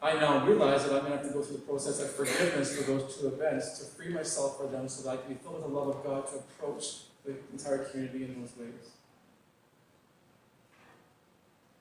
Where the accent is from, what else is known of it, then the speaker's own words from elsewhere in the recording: Northwest Territories, Canada; moved away; Growing up in the Northwest Territories